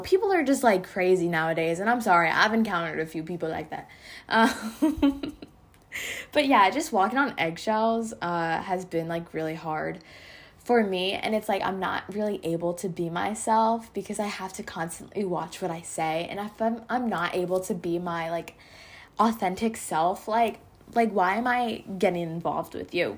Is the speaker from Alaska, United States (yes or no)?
no; Pennsylvania, United States; now in Georgia, United States; I grew up in Pennsylvania up until twenty sixteen, and then I moved here to Georgia.